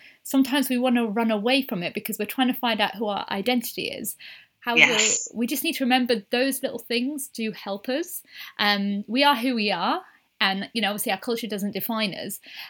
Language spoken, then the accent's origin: English; United Kingdom; obviously I'm Indian, but I grew up British.